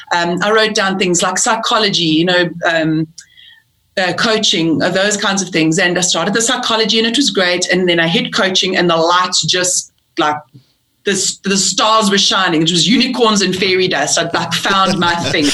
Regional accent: South Africa; also born or lived in England; I'm I'm British born. I moved to South Africa when I was uh, eight years old

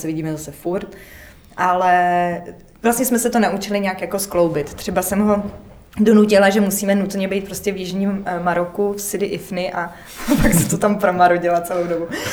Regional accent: Prague, Czechia; já jsem z Prahy

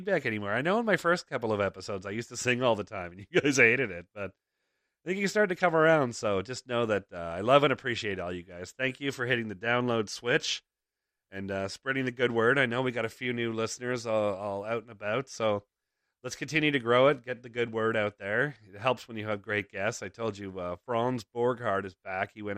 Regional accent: Toronto, Ontario, Canada; moved away; we first moved out here, because we grew up in Toronto

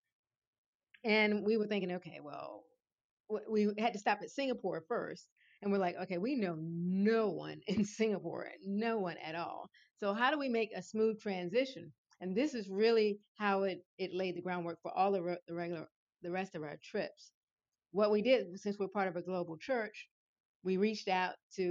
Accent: Richmond, Virginia, United States; moved away as an adult; I'm originally from Richmond, Virginia

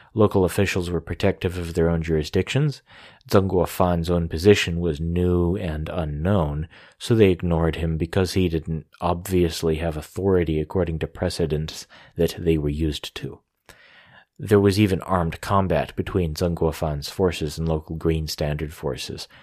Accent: United States; I'm an American

